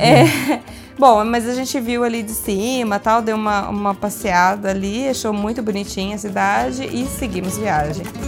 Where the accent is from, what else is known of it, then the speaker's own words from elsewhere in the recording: Brazil; now in Italy; a gente é brasileiro